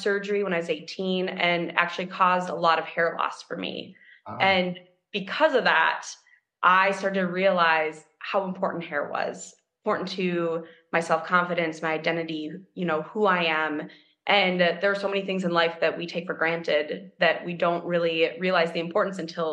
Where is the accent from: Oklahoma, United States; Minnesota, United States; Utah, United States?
Minnesota, United States; Minneapolis; I'm from Minneapolis, Minnesota. I grew up downtown Minneapolis.